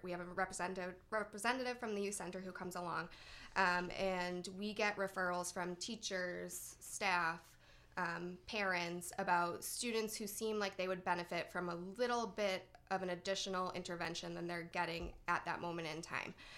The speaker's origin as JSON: {"language": "English", "town": "North Andover", "region": "Massachusetts", "country": "United States", "tie": "born or raised there", "said": "I grew up in North Andover"}